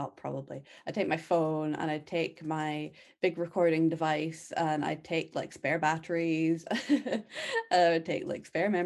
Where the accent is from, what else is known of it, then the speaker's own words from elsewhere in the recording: central belt of Scotland, United Kingdom; I grew up in the middle of nowhere in the countryside, really rural central belt of Scotland